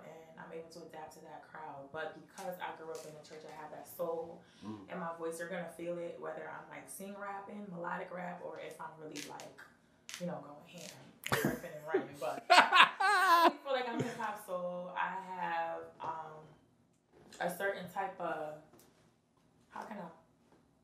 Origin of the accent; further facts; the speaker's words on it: Bridgeport, Connecticut, United States; I'm really from Bridgeport